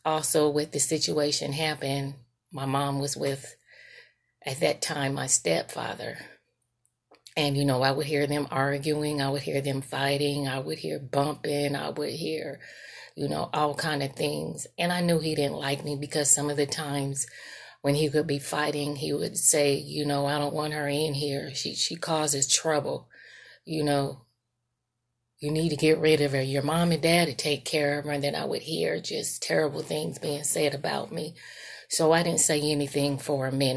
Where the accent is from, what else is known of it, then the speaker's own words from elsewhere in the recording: Sacramento, California, United States; moved away as an adult; also born or lived in San Francisco, California; now in Monroe, Georgia, United States; I currently reside in Monroe, Georgia, but I was raised in Sacramento, California.